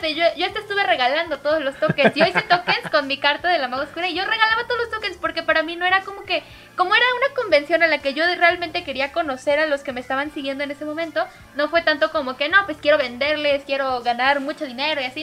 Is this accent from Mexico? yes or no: yes; Mexico; soy cosplayer mexicana